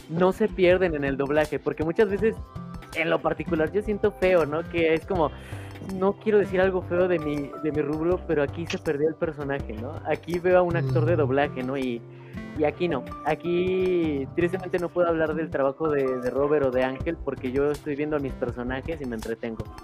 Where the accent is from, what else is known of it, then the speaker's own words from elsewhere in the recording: Puebla, Mexico; me equivoqué, es que los pedí de Tijuana y yo soy de Puebla.